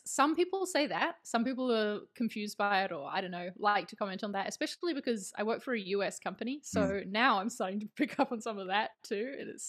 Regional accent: New Zealand; also born or lived in London, United Kingdom; now in Spain; I live in Spain. I'm from New Zealand, so that's the accent you're hearing. But I lived for about 4.5 years in the UK, in London. So the accent's kind of a mix now.

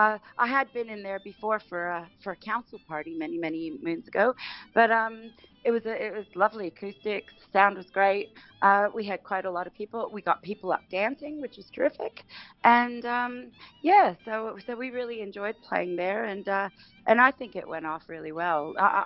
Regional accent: Canada; also born or lived in England; I guess growing up in Canada, most of my life, and England.

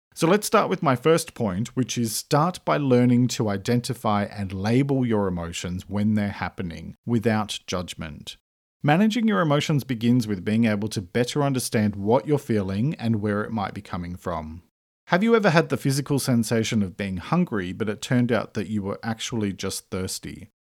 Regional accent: Australia; I'm an Australian writer

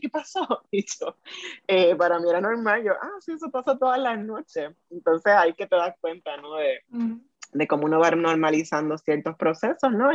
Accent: Puerto Rico; first language Spanish; also born or lived in Fajardo; ese es mi primer idioma, porque soy de Puerto Rico

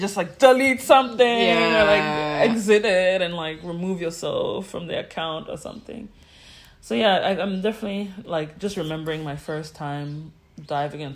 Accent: Ghana; also born or lived in New York; as a Ghanaian who wants to be in Ghana

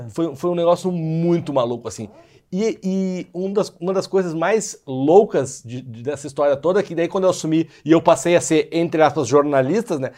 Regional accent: Porto Alegre, Rio Grande do Sul, Brazil; now in São Paulo, Brazil; eu sou de Porto Alegre, embora eu moro em São Paulo

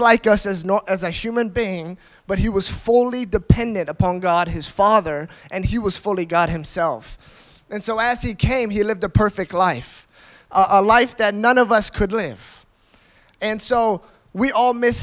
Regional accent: United States; I grew up in America, and I grew up in a Christian family.

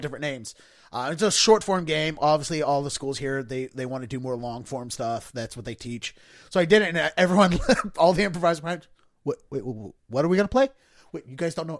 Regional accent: Baltimore County, Maryland, United States; I grew up in Baltimore County

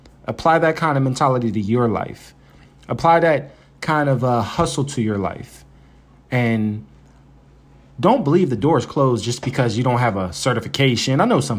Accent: Philadelphia, Pennsylvania, United States; I'm from Philly.

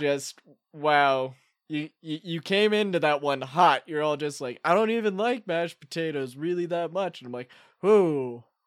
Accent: Colorado, United States; we're from Colorado

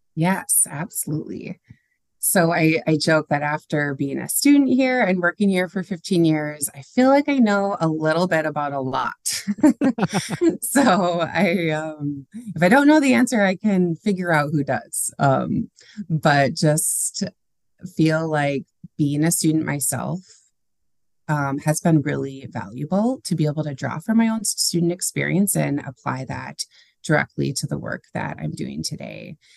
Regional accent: St. Cloud, Minnesota, United States; I grew up in St. Cloud, which is about an hour north of the Twin Cities

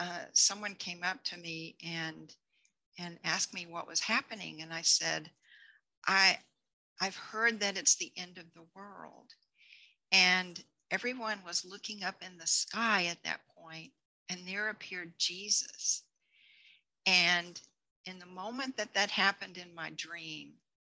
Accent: Texas, United States; moved away as an adult; now in Colorado, United States; I grew up in Texas

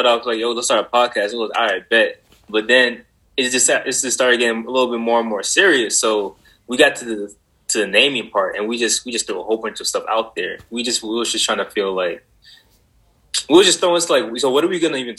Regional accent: Georgia, United States; moved away as an adult; also born or lived in Boston, Massachusetts; now in Arizona, United States; I was born in Boston, Massachusetts. My parents decided to dip when I was 3. We headed down to Georgia, and I grew up there most of my life.

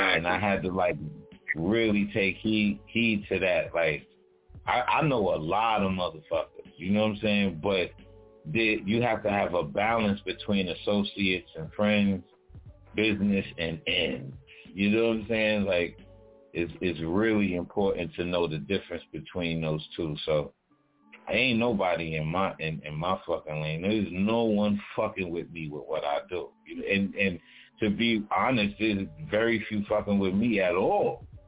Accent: New York City, New York, United States; I'm from Brooklyn, you know, born in Kings County Hospital, born and raised in Brownsville, from Brownsville

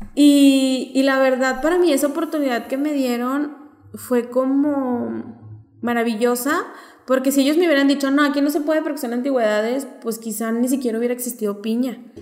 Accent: Torreón, Coahuila, Mexico; moved away; also born or lived in Xalapa; yo me fui de Torreón cuando la gente no salía y regreso cuando la gente tenía un hambre de salir

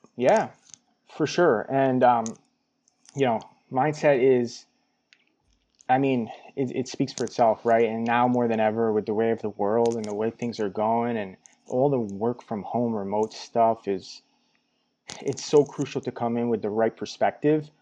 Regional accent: New York, United States; moved away as an adult; also born or lived in Albany, New York; now in Los Angeles, United States; born and raised in New York.

